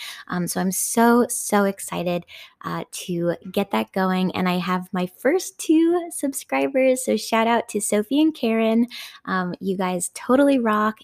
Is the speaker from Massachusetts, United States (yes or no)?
yes; Somerville, Massachusetts, United States; I'm from Davis Square